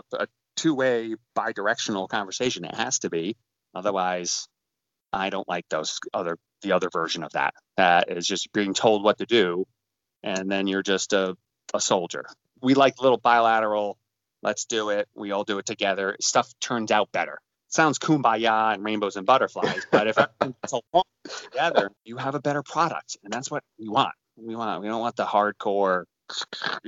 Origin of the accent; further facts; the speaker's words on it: Hudson Valley, New York, United States; born and raised in the Hudson Valley, New York, upstate New York